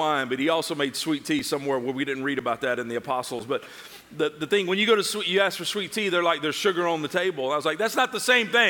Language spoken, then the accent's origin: English; Tennessee, United States; accent: southern; moved away; also born or lived in North Georgia; I'm from Tennessee. If y'all can't tell, I'm a southerner, okay? If you can't tell by the accent